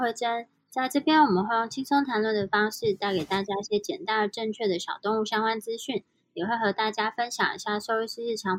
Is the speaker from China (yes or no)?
no; Switzerland; 但是如果像在瑞士，基本上来说，英文都不是我们母语